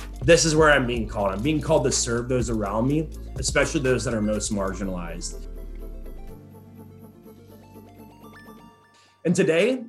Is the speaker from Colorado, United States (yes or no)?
no; Boone, North Carolina, United States; now in Houston, United States; my hometown, Boone, North Carolina